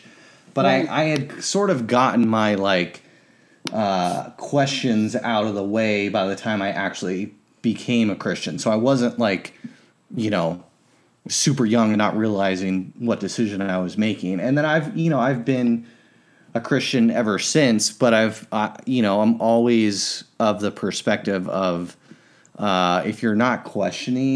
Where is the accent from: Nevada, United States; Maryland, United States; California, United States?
California, United States; Southern; I grew up in Southern California